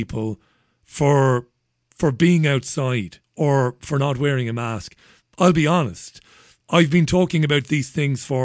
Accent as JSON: {"language": "English", "country": "Ireland", "moved": "yes", "lives_now": "England, United Kingdom", "said": "I'm an Irishman"}